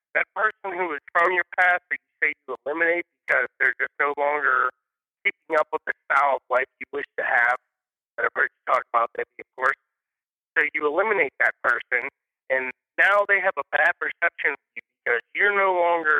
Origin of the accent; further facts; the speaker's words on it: Sharpsburg, United States; We grew up dirt poor in Sharpsburg on welfare